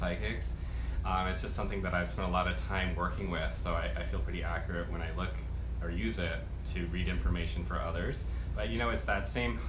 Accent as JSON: {"language": "English", "region": "Maine", "country": "United States", "said": "I'm from Maine"}